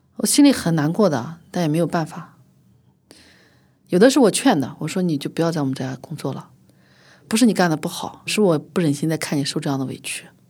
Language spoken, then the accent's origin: Chinese; Xinjiang, China; moved away; 我很小的时候，出生在新疆市战精神兵团